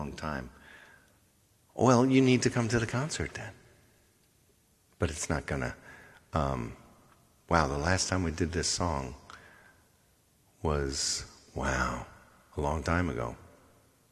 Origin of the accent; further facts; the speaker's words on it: Eisenhower Park, New York, United States; I grew up there in Eisenhower Park.